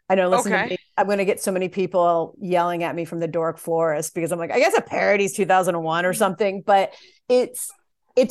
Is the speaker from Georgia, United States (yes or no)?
no; Delaware, United States; I grew up in Delaware